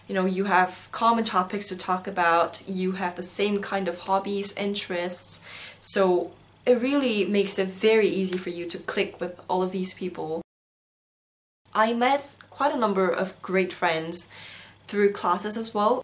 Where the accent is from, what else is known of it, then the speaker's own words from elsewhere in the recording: South Korea; also born or lived in Singapore; now in London, United Kingdom; I come from South Korea